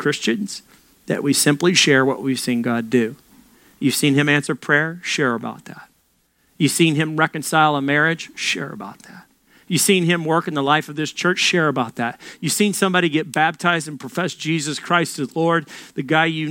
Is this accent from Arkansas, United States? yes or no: yes; Little Rock, Arkansas, United States; moved away; I'm from Little Rock. That's the size of my entire city back in Little Rock.